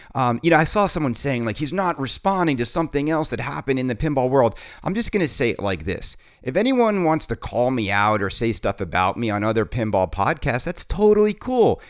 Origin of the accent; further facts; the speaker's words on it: New York City, New York, United States; my hometown in New York City